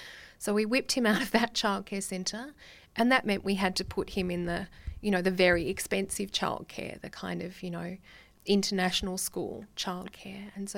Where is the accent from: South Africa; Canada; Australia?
Australia; It's very difficult to work as a Australian in these spaces, because there is a real sense of the colonial history of Australia in the Pacific.